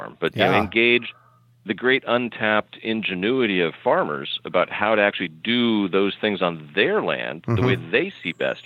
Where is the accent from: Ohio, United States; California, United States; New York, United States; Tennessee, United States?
California, United States; moved away; I'm from California originally